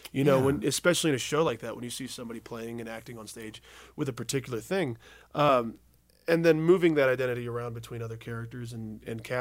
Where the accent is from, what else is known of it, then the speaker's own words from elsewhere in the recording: Mobile, Alabama, United States; also born or lived in Birmingham, Alabama; Grew up in a place called Mobile, which is about as far south as you can go without getting wet